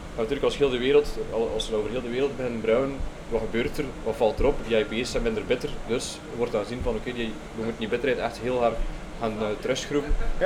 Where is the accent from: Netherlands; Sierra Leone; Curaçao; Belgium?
Belgium; voelden wij ons als Belgen eigenlijk wel voorbijgestoken